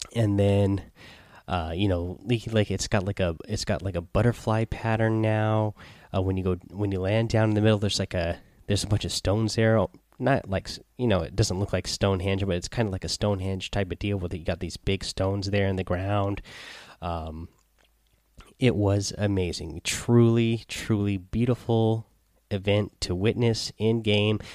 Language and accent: English; Seattle, Washington, United States; I'm from Seattle, so I like that 206 number